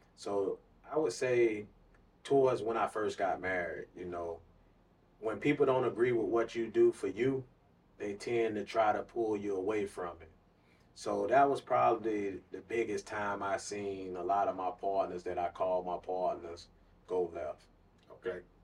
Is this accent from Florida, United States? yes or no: yes; Clearwater, Florida, United States; I was born and raised in Clearwater, Florida